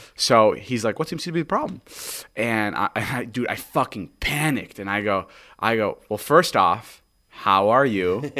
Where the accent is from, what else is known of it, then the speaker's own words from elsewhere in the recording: Slovakia; moved away; We're currently in Slovakia, my hometown, my homeland